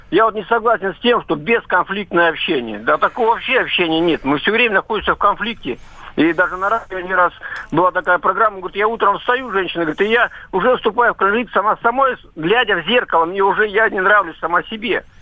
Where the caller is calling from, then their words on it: Barnaul, Altai Krai, Russia; я из Барнаула.